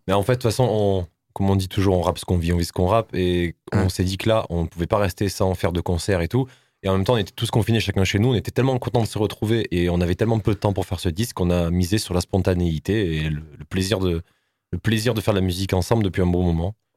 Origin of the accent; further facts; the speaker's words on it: Nîmes, Occitania, France; on est un groupe bon, du Sud, tout le monde le sait, nous sommes de Nîmes